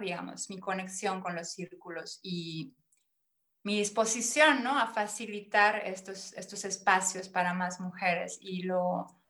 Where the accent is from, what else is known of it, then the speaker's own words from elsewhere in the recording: Mérida, Yucatán, Mexico; moved away as an adult; now in Konstanz, Germany; nací en Mérida, Yucatán, México y bueno, ahí están mis raíces